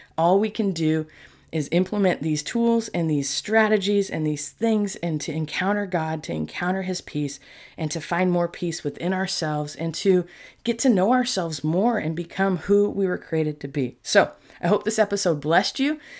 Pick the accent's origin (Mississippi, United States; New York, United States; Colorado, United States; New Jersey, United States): New York, United States; moved away; I was born in New York